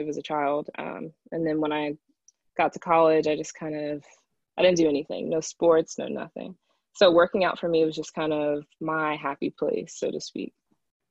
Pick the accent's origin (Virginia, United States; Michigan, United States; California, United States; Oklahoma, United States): Virginia, United States; Northern; also born or lived in Augusta; I was born in Augusta, raised in Northern Virginia